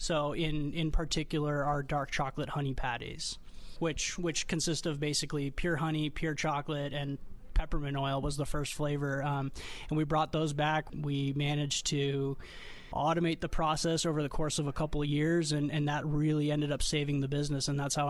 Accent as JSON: {"language": "English", "country": "Armenia", "moved": "yes", "lives_now": "United States", "said": "I immigrated here from Armenia, actually, where my family was five generations of beekeepers. And when we came to America, to the West Coast"}